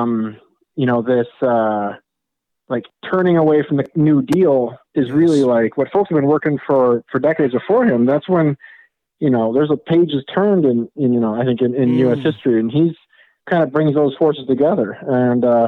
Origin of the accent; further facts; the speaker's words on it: Wisconsin, United States; moved away as an adult; also born or lived in California; I grew up in Wisconsin, and I'm actually there now.